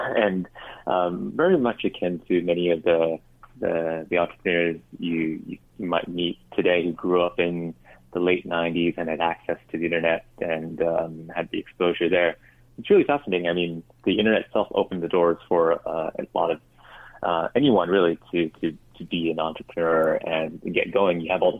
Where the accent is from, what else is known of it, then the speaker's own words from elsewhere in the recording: Vancouver, British Columbia, Canada; also born or lived in Singapore; At the age of 10, family moved to Vancouver, I guess that's where I ended up picking up the hockey bug, and was there for high school